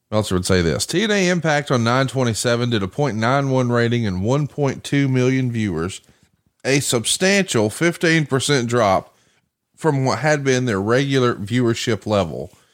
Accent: Alabama, United States; I'm from Alabama, and that's not a phrase I'm familiar with down here

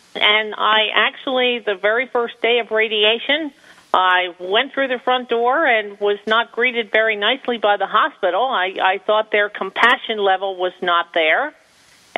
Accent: New Jersey, United States; having been born and raised in New Jersey

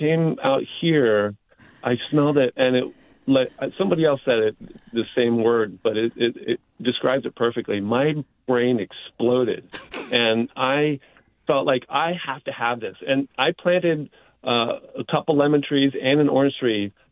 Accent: East Coast, United States; moved away; I, I grew up on the East Coast.

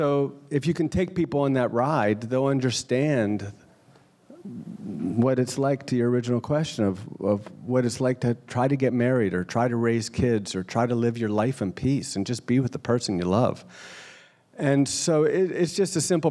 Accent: Pittsburgh, Pennsylvania, United States; I grew up in Pittsburgh

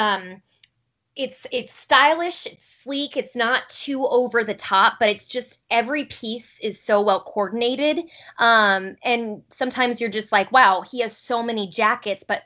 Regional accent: Arizona, United States; moved away; also born or lived in Pullman, Washington; I grew up in Arizona

